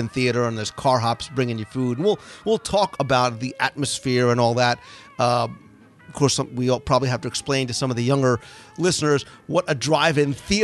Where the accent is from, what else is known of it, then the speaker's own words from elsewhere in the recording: New Jersey, United States; I grew up in New Jersey in the 70s